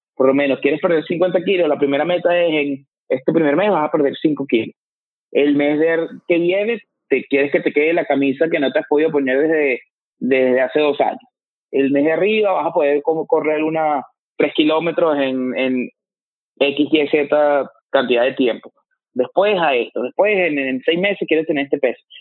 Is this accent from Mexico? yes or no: no; Venezuela; moved away as an adult; now in United States; tú y yo venimos de Venezuela y los dos estamos aquí en Estados Unidos